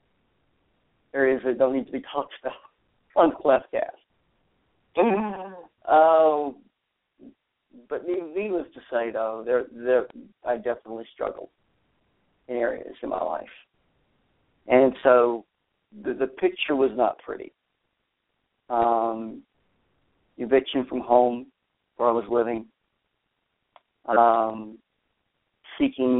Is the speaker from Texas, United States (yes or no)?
yes; Texas, United States; moved away as an adult; also born or lived in Arizona; I've relocated back to my home state, if you will. Well, it's my home state of Texas, and nestled in the Texas Hill Country